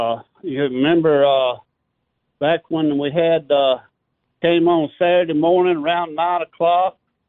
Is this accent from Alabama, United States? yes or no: yes; Birmingham, Alabama, United States; I'm from Birmingham area here